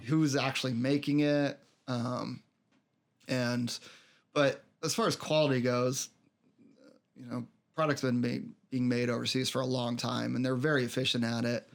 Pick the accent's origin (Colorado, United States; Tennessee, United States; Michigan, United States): Colorado, United States; also born or lived in Denver; I grew up out in Colorado, uh, lived in Denver for a while